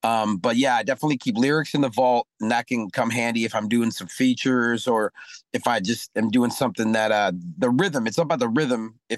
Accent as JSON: {"language": "English", "region": "Mississippi", "country": "United States", "tie": "born there", "said": "You know, I was born in Mississippi, so I'm a blues man, jazz man, like in my heart, you know."}